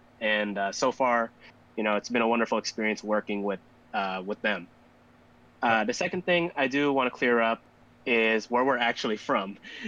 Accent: Philippines; now in Chicago, United States; So we are Filipino. That part is true. But we are actually based in the United States, in Chicago, Illinois, to be exact.

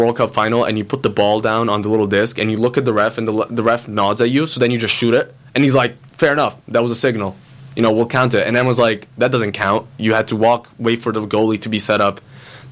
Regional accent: Italy; moved away; I was born in Italy. I grew up in Italy.

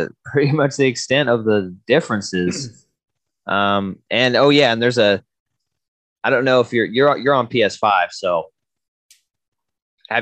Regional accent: Washington, United States; we're from Washington

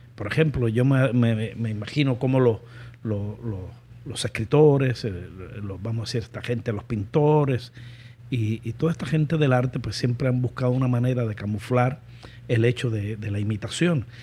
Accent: Cuba; moved away as an adult; lo que le decimos los cubanos

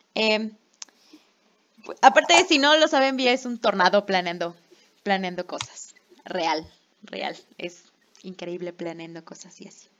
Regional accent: Mexico; soy de México.

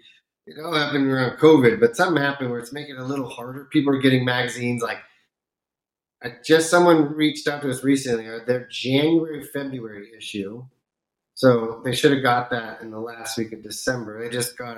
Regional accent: California, United States; now in Florida, United States; where I grew up in California, we have a lot of really good Indian food. And now I'm out in Florida

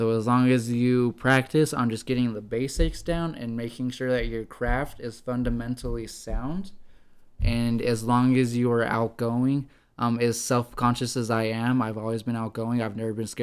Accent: Idaho Falls, Idaho, United States; my hometown of Idaho Falls

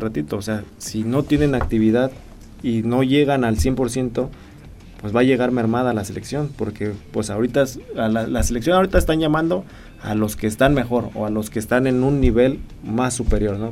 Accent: Mexico

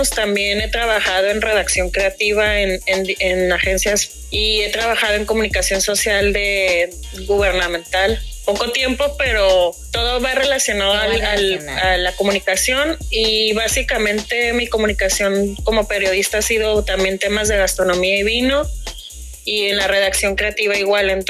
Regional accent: Tijuana, Baja California, Mexico; now in Ensenada, Mexico; Soy tijuanense, pero vivo en Ensenada ya desde hace mucho.

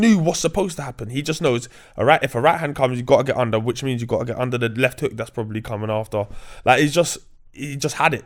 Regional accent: London, United Kingdom; growing up in Grove, you're cool with the, with the travelers

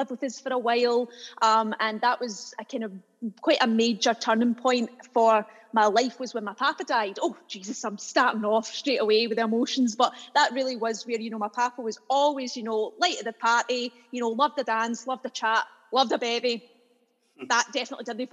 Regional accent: Lanark, Scotland, United Kingdom; moved away as an adult; I lived my life in a small town outside of Glasgow in Lanarkshire called Lanark.

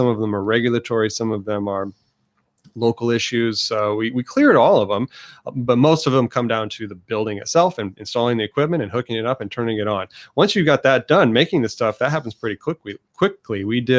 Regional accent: Indiana, United States; I was from Northern Indiana, home of some of the best whiskeys in the world.

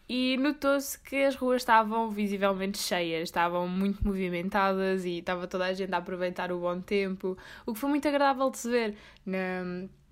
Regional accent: Corvo, Azores, Portugal; moved away; also born or lived in Faial

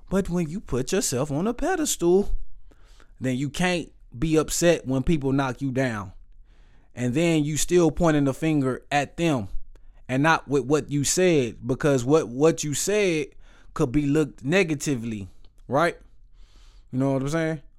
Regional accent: Waco, Texas, United States; I am from Waco, Texas

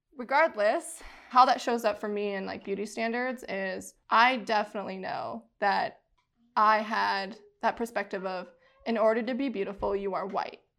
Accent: United States; I am Navajo and Ute, so I'm Native American, come from Navajo Nation

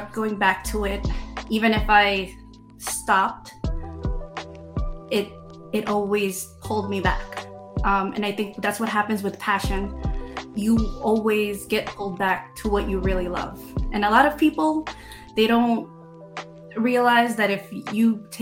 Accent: New York City, New York, United States; I grew up in Queens, in New York

